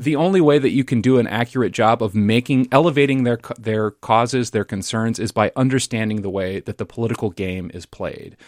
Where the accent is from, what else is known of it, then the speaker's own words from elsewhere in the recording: Lincoln, Nebraska, United States; now in Minnesota, United States; my hometown of Lincoln, Nebraska